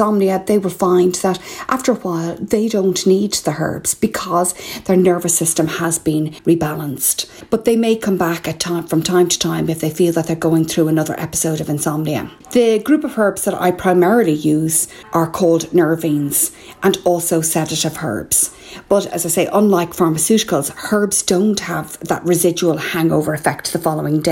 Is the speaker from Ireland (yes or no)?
yes; Ireland; I'm …